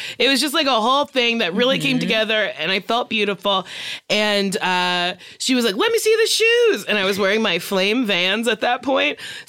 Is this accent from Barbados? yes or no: yes; Barbados; We're both from Barbados.